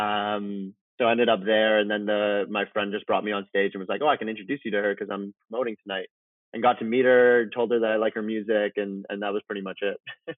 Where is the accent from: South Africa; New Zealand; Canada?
Canada; Vancouver, British Columbia; moved away as an adult; also born or lived in Iran / Toronto; now in Malibu, United States; When I was four, my mother and my sister and I moved from Iran um, as refugees actually to Vancouver, Canada.